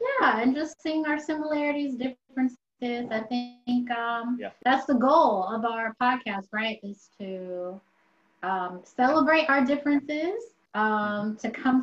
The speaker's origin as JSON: {"language": "English", "country": "United States", "said": "I'm American"}